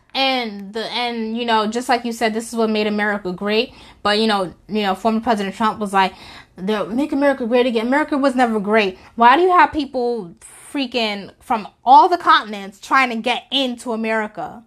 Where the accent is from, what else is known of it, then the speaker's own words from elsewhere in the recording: New York, United States; I'm from New York